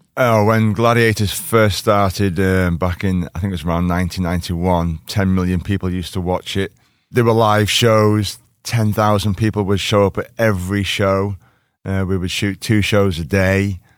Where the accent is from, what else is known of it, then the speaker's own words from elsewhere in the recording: Liverpool, North West England, United Kingdom; I'm from Liverpool